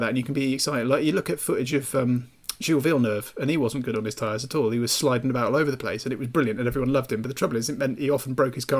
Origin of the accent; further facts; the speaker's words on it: Malvern, West Midlands, United Kingdom; It's my hometown, and it's near where Terry grew up as well.